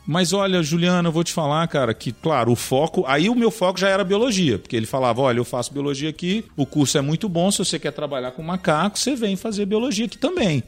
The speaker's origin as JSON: {"language": "Portuguese", "town": "Governador Valadares", "region": "Minas Gerais", "country": "Brazil", "tie": "born or raised there", "said": "eu sou de Governador Valadares, em Minas Gerais"}